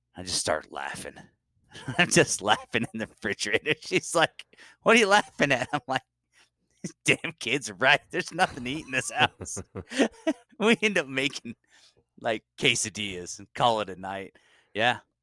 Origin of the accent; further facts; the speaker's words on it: Utah, United States; I am from Utah.